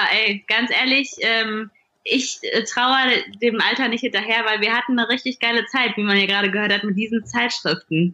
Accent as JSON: {"language": "German", "town": "Duisburg", "region": "North Rhine-Westphalia", "country": "Germany", "tie": "born or raised there", "moved": "as an adult", "lives_now": "Berlin, Germany", "said": "Ich bin nicht in Berlin groß geworden, ich komme aus Duisburg"}